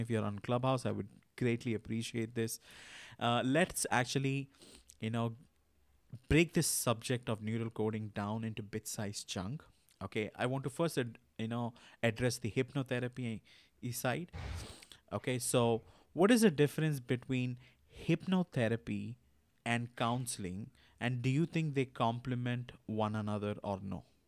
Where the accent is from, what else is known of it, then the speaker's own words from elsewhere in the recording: India; I'm from India.